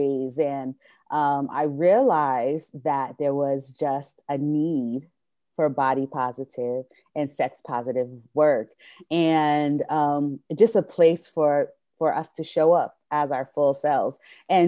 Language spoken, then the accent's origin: English; New Jersey, United States; moved away as an adult; now in Atlanta, United States; I grew up in New Jersey, so the culture was theater